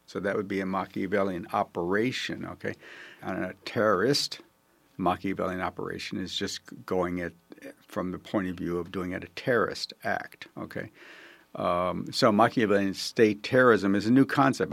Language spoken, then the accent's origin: English; Buffalo, New York, United States; I come from Buffalo, New York